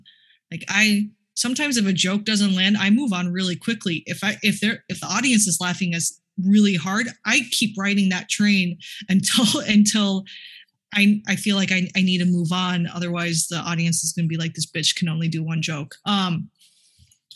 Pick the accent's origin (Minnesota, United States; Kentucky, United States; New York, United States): Minnesota, United States; I was born and raised in Minnesota